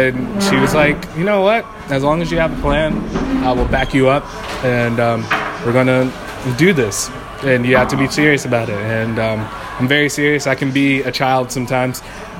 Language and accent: English; Seattle, Washington, United States; Oh, hello. … I come from Seattle, Washington.